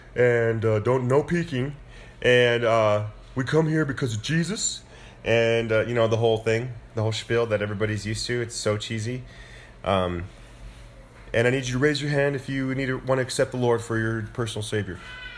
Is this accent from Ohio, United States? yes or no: no; Moriarty, New Mexico, United States; Although I think like 4 out of 5 of the churches in Moriarty were Pentecostal.